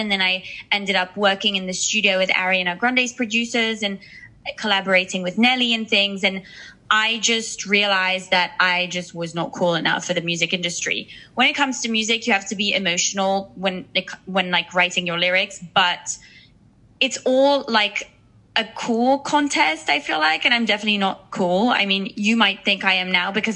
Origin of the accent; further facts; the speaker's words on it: Switzerland; moved away as an adult; also born or lived in United Kingdom; now in Los Angeles, United States; I was born in Switzerland, but I'm actually English. Like I was born with an English passport. I got my Swiss citizenship when I was, I think, 19 or 20. So I grew up in a very small town